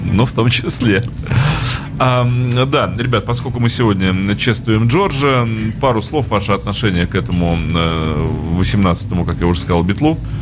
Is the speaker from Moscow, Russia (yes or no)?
no; Saint Petersburg, Russia; это я уже как петербуржец